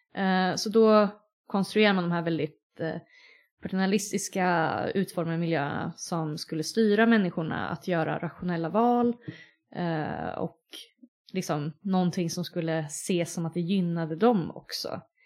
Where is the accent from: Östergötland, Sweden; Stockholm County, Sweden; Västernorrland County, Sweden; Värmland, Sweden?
Östergötland, Sweden; Linköping; now in Uppsala, Sweden; Linköping där jag kommer ifrån